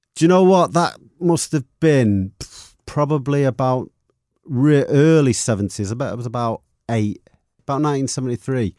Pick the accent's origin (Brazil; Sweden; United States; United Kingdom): United Kingdom; Manchester, North West England; moved away as an adult; also born or lived in Longsight, Manchester; I lived in Longside till I was about, I think it was about nine years of age. And then we moved up to Levensham